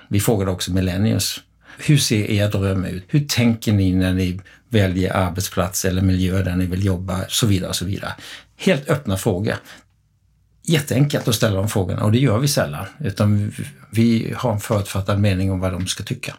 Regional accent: Kalmar, Kalmar County, Sweden; Jag kommer från Kalmar själv

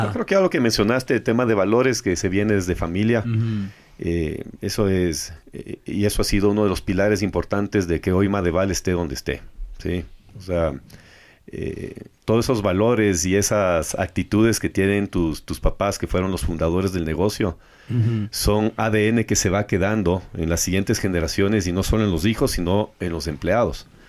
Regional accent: Ecuador; como ecuatorianos

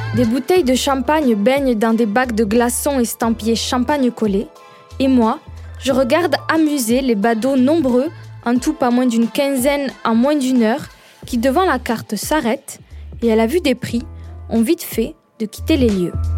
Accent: Perpignan, Occitania, France; accent: southern; je viens du Sud. De Perpignan plus exactement, comme mon accent le trahit.

